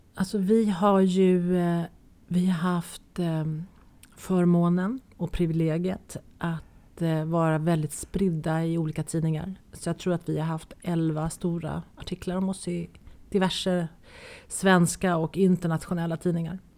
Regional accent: Nacka, Stockholm County, Sweden; moved away as an adult; now in France; Jag är ju gammal Nackabo. Jag är ju född och uppväxt i Nacka

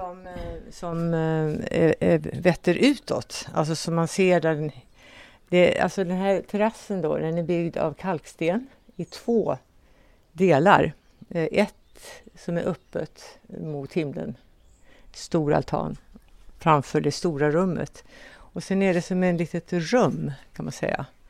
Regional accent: Kinnekulle, Västra Götaland, Sweden; jag är uppväxt på Kinnekulle

